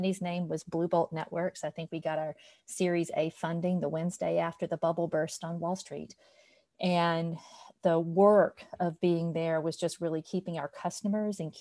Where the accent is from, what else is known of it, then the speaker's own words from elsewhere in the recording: LaGrange, Georgia, United States; I grew up with in my hometown of LaGrange, Georgia